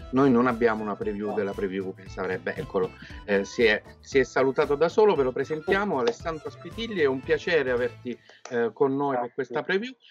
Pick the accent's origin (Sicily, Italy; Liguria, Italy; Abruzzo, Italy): Abruzzo, Italy; now in Paris, France; sono abruzzese, vivo a Parigi da, da 16 anni dove faccio architetto e ogni tanto anche il fotografo